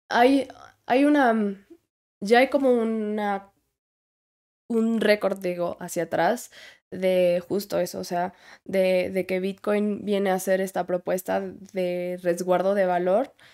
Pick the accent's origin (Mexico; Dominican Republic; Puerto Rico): Mexico; Puebla; De Puebla.